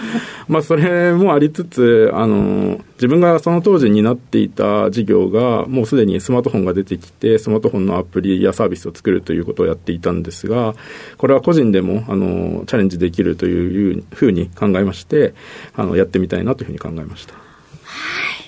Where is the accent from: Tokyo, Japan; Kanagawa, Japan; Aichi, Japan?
Tokyo, Japan; Tama area; 東京なんですが、はい、えっ、と、多摩地区です